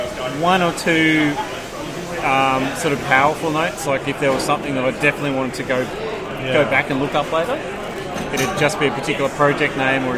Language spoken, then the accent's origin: English; Brisbane, Queensland, Australia; I come from Brisbane, so...